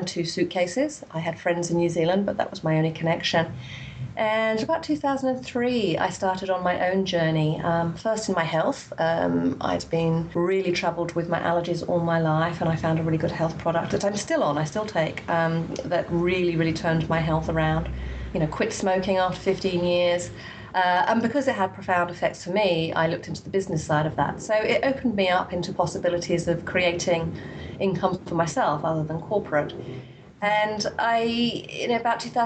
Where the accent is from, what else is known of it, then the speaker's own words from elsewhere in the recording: England, United Kingdom; I grew up in England in quite a dysfunctional family